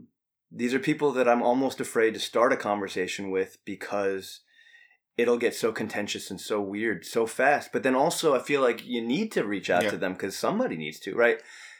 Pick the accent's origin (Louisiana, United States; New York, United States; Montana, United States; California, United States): New York, United States; So I grew up in New York during the 90s, and those red colors, man, Michael killed us way too many times.